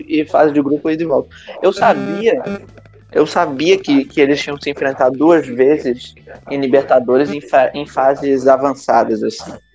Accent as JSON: {"language": "Portuguese", "region": "Rio de Janeiro", "country": "Brazil", "tie": "born or raised there", "said": "eu nasci no Rio"}